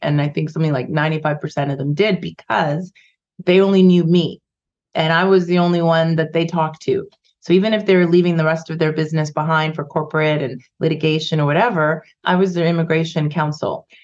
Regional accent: Vancouver, British Columbia, Canada; also born or lived in Ghana; I moved to Canada when I was five. We immigrated from Ghana and West Africa, and when I grew up in the 70s and 80s, there was like just a handful of us in Vancouver.

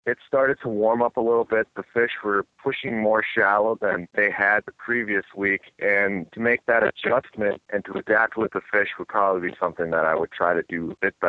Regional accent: Minnesota, United States; I'm from Minnesota. I grew up there fishing all of my life.

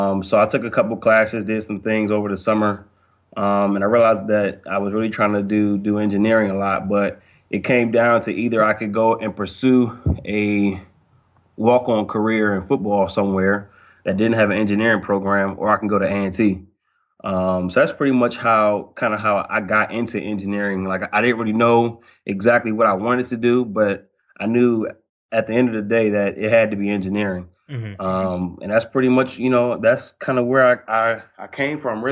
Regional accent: Silver Spring, Maryland, United States; moved away as an adult; also born or lived in North Carolina; now in Arkansas, United States; I'm from Silver Spring, Maryland. It's right outside of D.C. and Montgomery County.

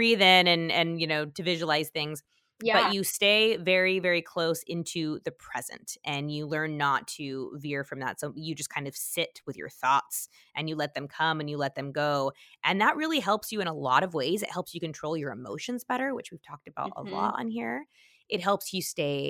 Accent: Utah, United States; moved away; I'm from Utah

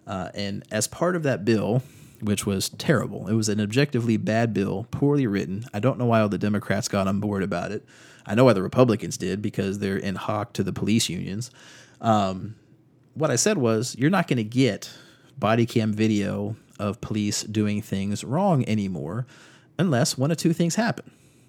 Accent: North Carolina, United States; Out of North Carolina, we've got a lot of stories in my home state.

